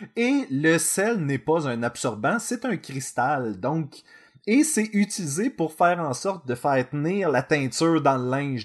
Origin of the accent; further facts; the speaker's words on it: Quebec, Canada; nous sommes des Québécois